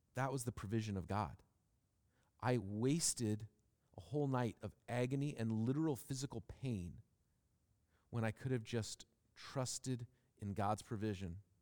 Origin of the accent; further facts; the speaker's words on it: Seattle, Washington, United States; growing up in Seattle, where and when I did